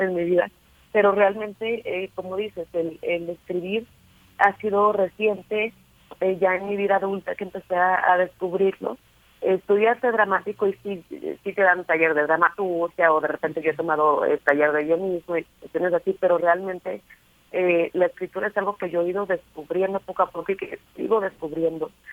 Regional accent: Sonora, Mexico; soy sonorense

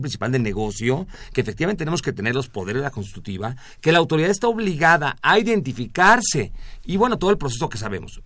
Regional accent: Mexico; nosotros como mexicanos

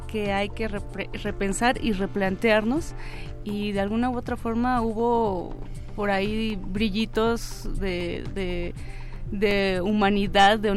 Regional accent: Oaxaca, Mexico; Paisano, yo también soy de Oaxaca.

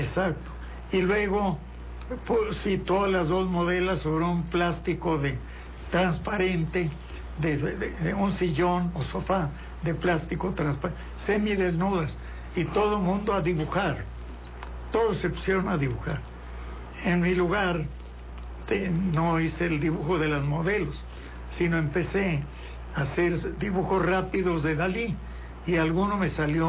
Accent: Guadalajara, Jalisco, Mexico; yo nací en 15 en Guadalajara

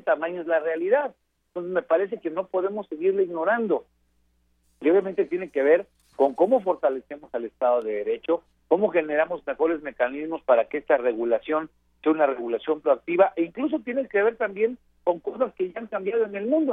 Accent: Guerrero, Mexico; Yo soy del estado de Guerrero

